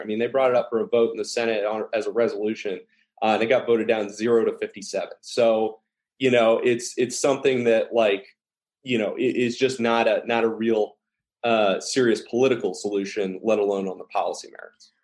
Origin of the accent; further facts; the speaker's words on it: Dallas, Texas, United States; moved away; also born or lived in Ohio; I, I, grew up in uh, a little bit in the South